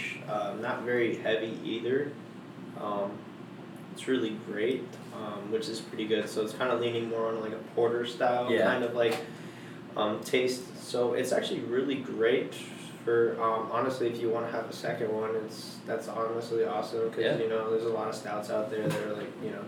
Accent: Las Vegas, Nevada, United States; I'm actually born and raised here in Vegas, true native.

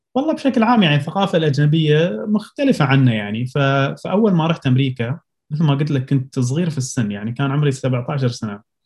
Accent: Abu Dhabi, United Arab Emirates; also born or lived in Pennsylvania, United States / Colorado, United States; من مواليد ابو ظبي

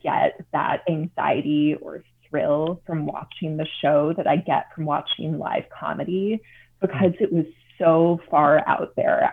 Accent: Chicago, Illinois, United States; growing up in the Chicago area

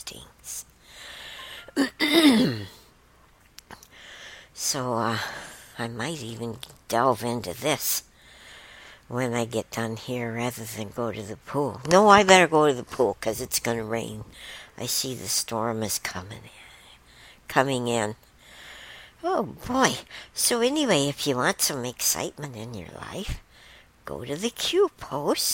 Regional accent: Michigan, United States; I'm from Michigan

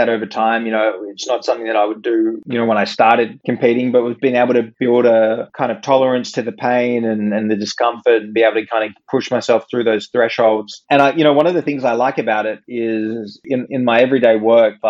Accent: Sydney, New South Wales, Australia; moved away as an adult; also born or lived in Stanford, United States; I came back from America and moved back to home in Sydney

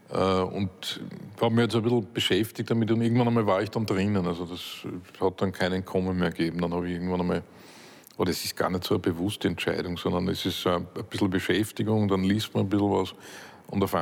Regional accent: Upper Austria, Austria; Ich bin in Oberösterreich am Land aufgewachsen, in einer Gegend, wo es irgendwie heißt, nichts gesagt ist gelobt genug.

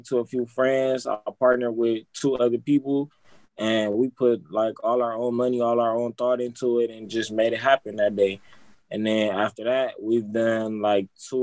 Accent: Compton, California, United States; I'm from Compton

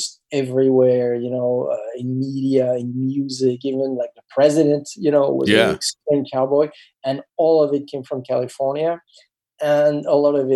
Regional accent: France; moved away; when I was growing up in France

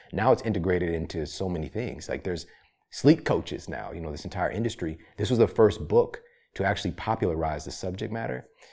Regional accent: Ferguson, Missouri, United States; also born or lived in St. Louis, Missouri; I'm from Saint Louis, Missouri, you know? I'm from Ferguson, Missouri

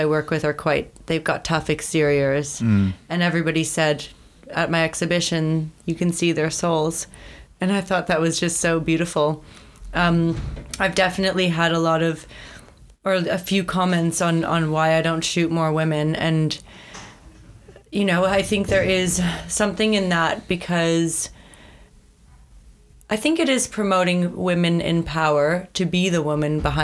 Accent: Thornhill, Ontario, Canada; I grew up in Thornhill, Ontario, a very lively suburban place

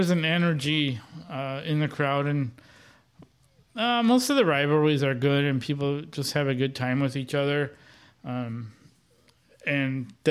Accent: Wisconsin, United States; I'm from Wisconsin and a Brewers fan

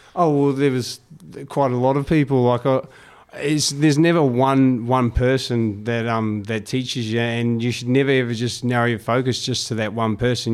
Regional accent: United States; being American

